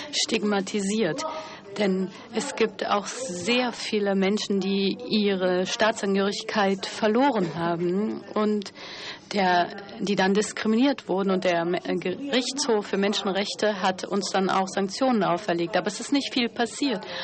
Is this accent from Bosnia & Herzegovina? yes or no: yes; Sarajevo, Federation of Bosnia and Herzegovina, Bosnia & Herzegovina; born there; Ich bin zuerst in, ich bin in Sarajevo geboren worden und dann sind wir umgezogen